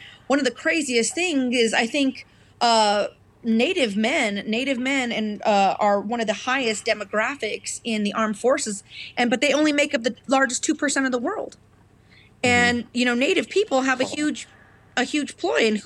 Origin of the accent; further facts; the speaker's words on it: Colorado, United States; I'm from Colorado